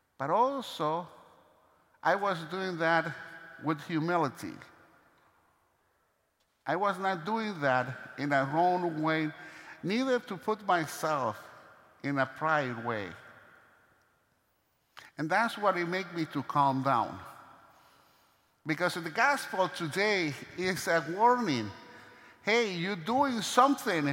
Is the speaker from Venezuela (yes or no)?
yes; Venezuela; moved away; my hometown, from Venezuela